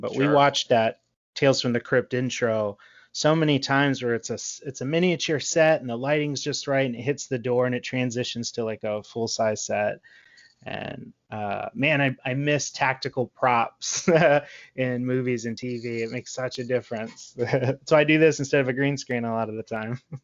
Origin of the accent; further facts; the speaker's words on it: Texas, United States; I'm from Texas. We don't have seasons.